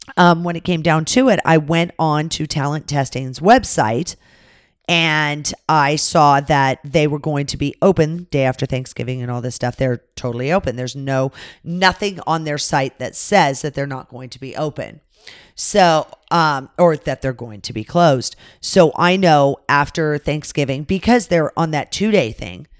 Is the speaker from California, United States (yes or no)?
yes; California, United States; moved away; I grew up in California